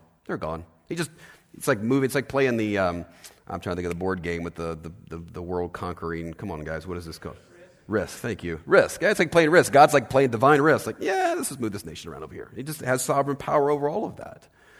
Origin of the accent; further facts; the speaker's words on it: Los Angeles, California, United States; We first got here, by the way, we're from Los Angeles, and my kids had never seen a Canadian goose.